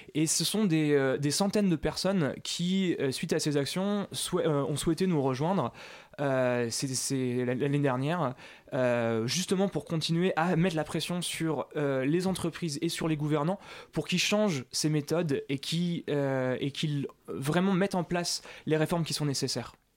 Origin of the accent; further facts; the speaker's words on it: Paris, Île-de-France, France; en tant que Parisien